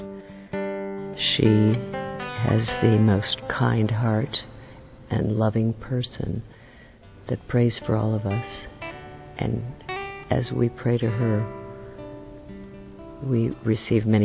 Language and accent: English; United States; also born or lived in Florida; I'm from the United States